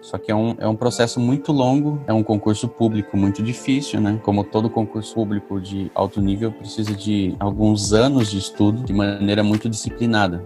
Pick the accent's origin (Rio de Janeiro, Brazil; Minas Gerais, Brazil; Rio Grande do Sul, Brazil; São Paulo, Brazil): São Paulo, Brazil; Itapetininga; also born or lived in Franca; sou de Tapetininga